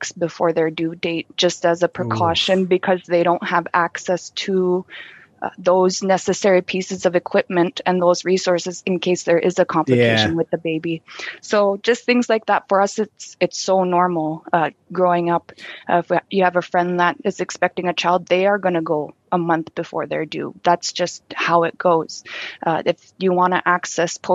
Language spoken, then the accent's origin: English; Baker Lake, Nunavut, Canada; I didn't have a pharmacy in my hometown growing up until recently